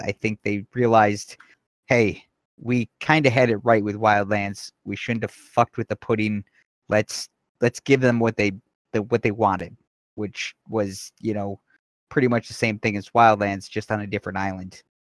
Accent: Wisconsin, United States; I am from Wisconsin.

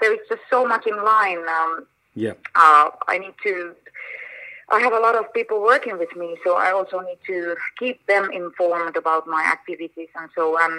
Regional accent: Finland; moved away; also born or lived in Argentina; my home country, Finland

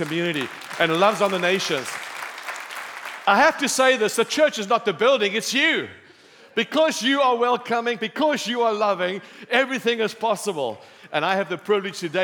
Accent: Cape Town, Western Cape, South Africa; I'm from Cape Town. We have beautiful beaches, sunshine

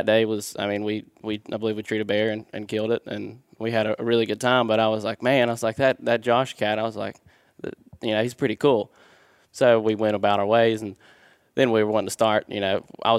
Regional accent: West Virginia, United States; I'm also from West Virginia.

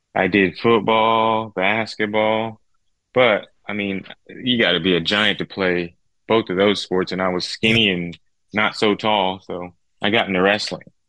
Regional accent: Victorville, California, United States; I grew up in Victorville, California

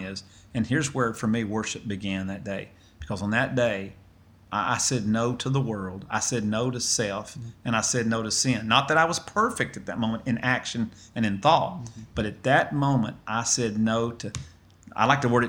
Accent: Lawrence County, Middle Tennessee, United States; now in Athens, United States; I'm actually from Middle Tennessee, in a county called Lawrence County that is on the border of Alabama.

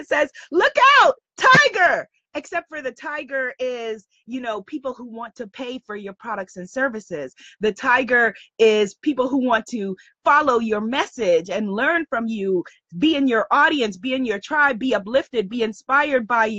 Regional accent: United Kingdom; accent: British; my British accent

